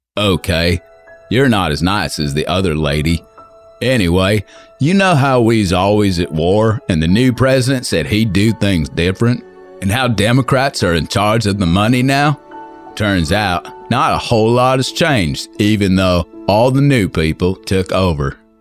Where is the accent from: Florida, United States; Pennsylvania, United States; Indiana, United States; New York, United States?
New York, United States; As a New Yorker